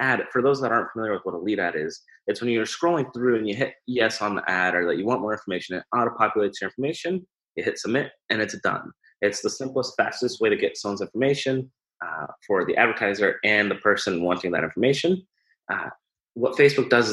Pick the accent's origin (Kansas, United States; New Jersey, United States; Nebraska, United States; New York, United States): Nebraska, United States; Omaha; I'm from Omaha